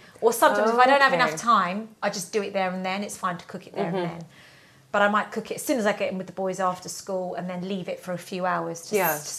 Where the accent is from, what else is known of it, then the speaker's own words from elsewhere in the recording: England, United Kingdom; I'm English. I was born here.